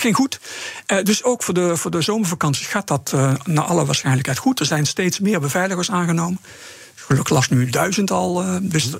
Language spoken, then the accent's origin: Dutch; Netherlands; als Nederlanders